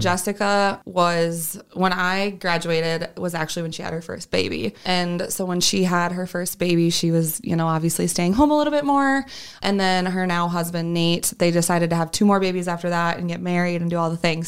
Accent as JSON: {"language": "English", "town": "Sioux Falls", "region": "South Dakota", "country": "United States", "tie": "born or raised there", "said": "I am from Sioux Falls and born and raised here"}